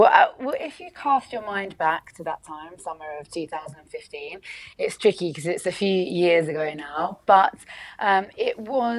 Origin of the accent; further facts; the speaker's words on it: Kent, South East England, United Kingdom; I grew up in Kent. My family live in Kent.